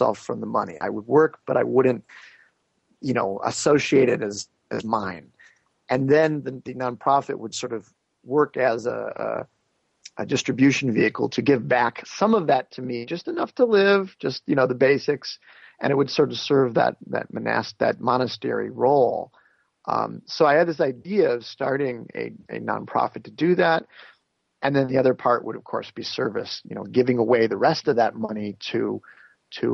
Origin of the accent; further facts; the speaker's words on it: United States; also born or lived in India; growing up in the United States